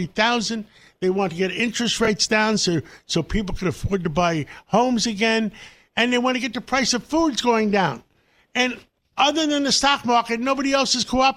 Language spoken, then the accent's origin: English; New York, United States; I'm from Harlem